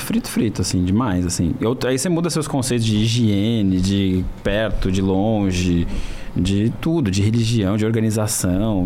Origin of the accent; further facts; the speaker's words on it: Brazil; a gente é brasileiro